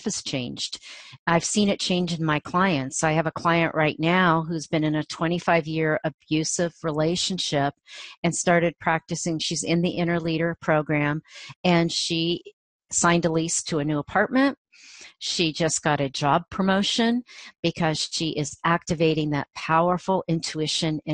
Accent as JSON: {"language": "English", "region": "Ohio", "country": "United States", "tie": "born or raised there", "moved": "yes", "said": "my small community where I grew up in Ohio, a farming community"}